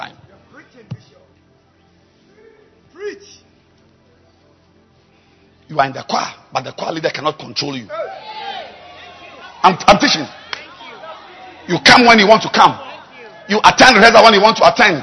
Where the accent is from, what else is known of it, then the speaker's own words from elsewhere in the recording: Ghana; as a Ghanaian